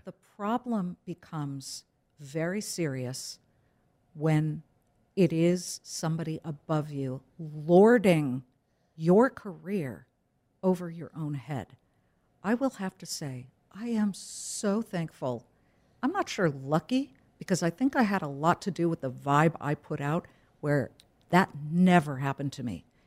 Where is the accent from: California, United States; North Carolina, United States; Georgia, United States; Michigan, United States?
California, United States; I'm too Californian